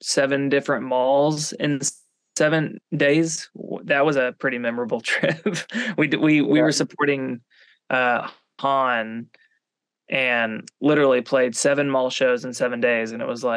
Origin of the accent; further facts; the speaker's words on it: Arkansas, United States; we're people from Arkansas